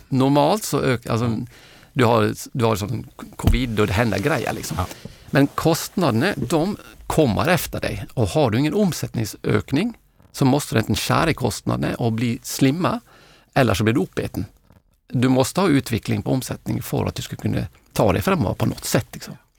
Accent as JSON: {"language": "Swedish", "country": "Norway", "moved": "yes", "lives_now": "Sweden", "said": "jag är norrman"}